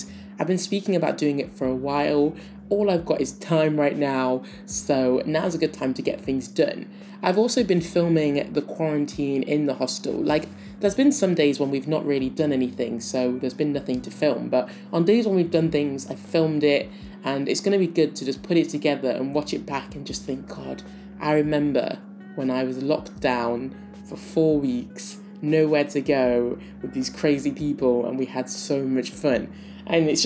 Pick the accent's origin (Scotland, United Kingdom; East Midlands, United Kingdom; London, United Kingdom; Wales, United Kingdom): East Midlands, United Kingdom; Nottingham; moved away as an adult; now in New Zealand; I'm from Nottingham in the UK, and I do miss home, I do.